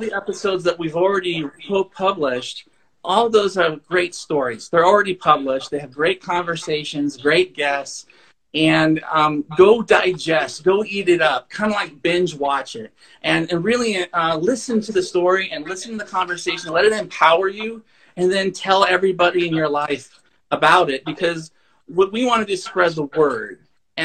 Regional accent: Thermopolis, Wyoming, United States; Thermopolis, where I grew up.

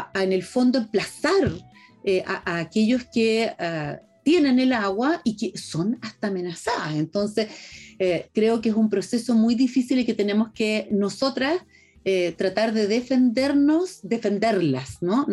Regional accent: Chile

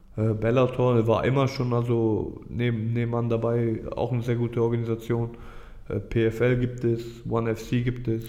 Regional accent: Düsseldorf, North Rhine-Westphalia, Germany; Also ich bin hier aufgewachsen, ich bin Düsseldorfer

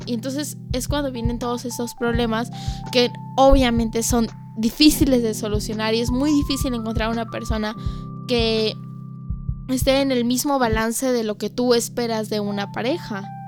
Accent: Mexico; mi país

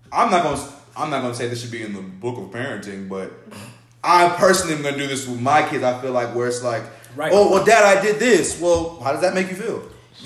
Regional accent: United States; I'm American. I'm Bahamian American.

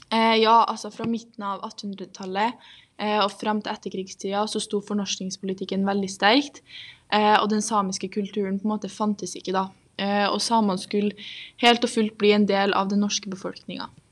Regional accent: Trondheim, Trøndelag, Norway; er da født og oppvokst her i Trondheim

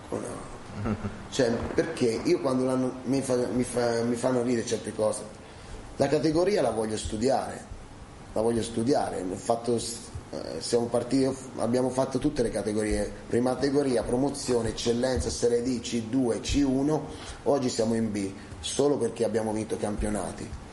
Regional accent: Fucecchio, Tuscany, Italy; moved away; Fucecchio è il mio paese

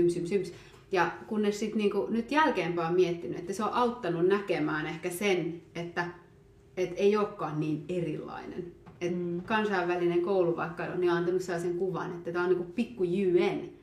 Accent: Finland; also born or lived in Ethiopia; mä oon adoptoitu Etiopiasta tai että oon Suomessa. Suomesta.

